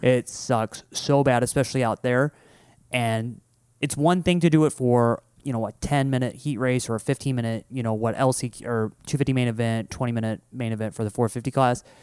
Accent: Midwest, United States; growing up in the Midwest

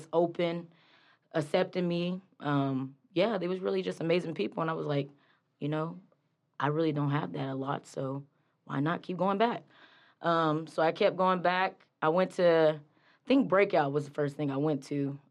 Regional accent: Wichita, Kansas, United States; now in Pittsburgh, United States; I'm from Wichita, Kansas, originally, but now I'm in Pittsburgh.

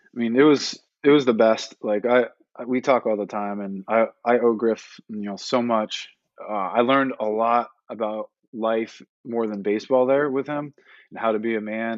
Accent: Northeast, United States; growing up in the Northeast

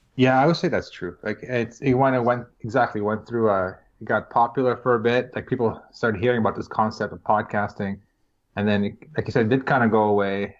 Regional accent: Toronto, Ontario, Canada; I am from Toronto, just outside of Toronto, Canada.

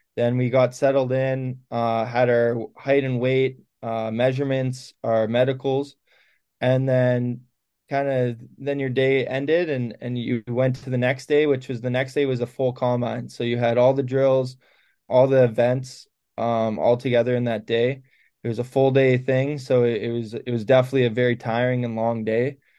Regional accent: Canada; as Canadian kids

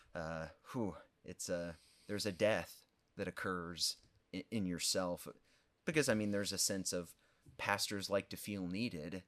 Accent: Olney, Illinois, United States; moved away as an adult; also born or lived in Wheaton, Illinois; now in Effingham, United States; born and raised in Olney, home of the white squirrels

